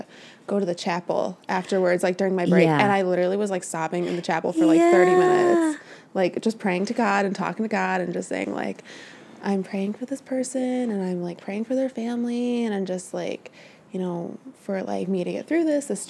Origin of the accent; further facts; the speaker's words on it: Warrenville, Illinois, United States; I grew up in Warrenville, which is just a little bit north of here